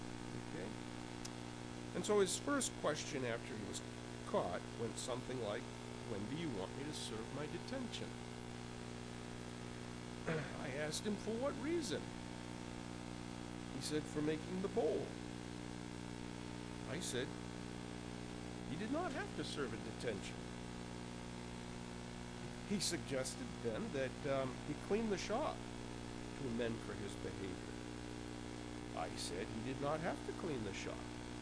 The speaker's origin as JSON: {"language": "English", "town": "Concord", "country": "United States", "said": "You know, you can tell I'm from Concord because I'm stretching those preliminaries right out"}